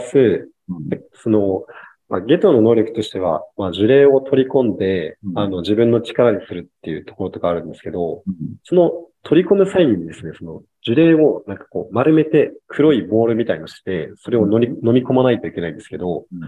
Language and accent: Japanese; Kyushu, Japan; moved away as an adult; 地元が九州なんですけど